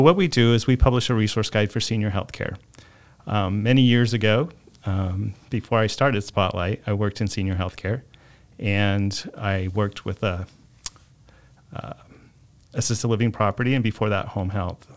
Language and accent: English; Mesa, Arizona, United States; I was born and raised here in Mesa